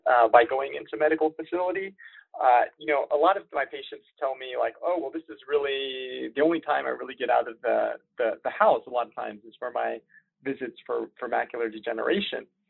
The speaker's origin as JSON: {"language": "English", "area": "DC area", "region": "Northern Virginia", "country": "United States", "tie": "born or raised there", "also_born_or_lived": "Richmond, Virginia", "moved": "as an adult", "said": "I grew up in the Northern Virginia, uh, DC area"}